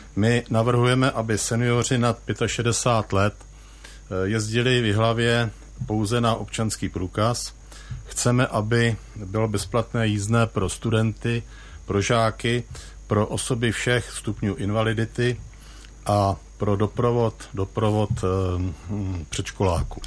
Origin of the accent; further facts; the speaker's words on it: Jihlava, Vysočina Region, Czechia; jsem narozený v Jihlavě